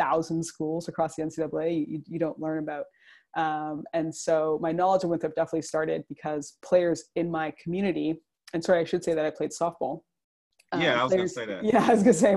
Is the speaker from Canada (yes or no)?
yes; Toronto, Ontario, Canada; I'm currently in Toronto and I'm from essentially the greater Toronto area.